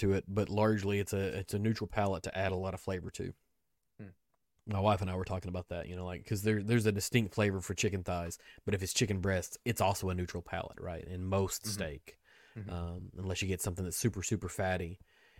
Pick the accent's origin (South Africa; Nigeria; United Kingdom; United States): United States; Kentucky; I'm from Kentucky.